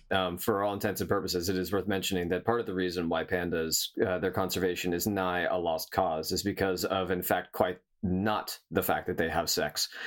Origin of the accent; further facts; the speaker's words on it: San Diego, California, United States; I grew up in San Diego